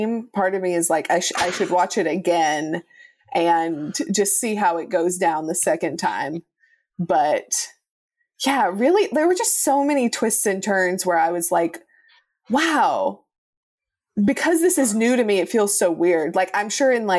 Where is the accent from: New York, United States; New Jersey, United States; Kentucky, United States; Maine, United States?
Kentucky, United States; kids my age in Kentucky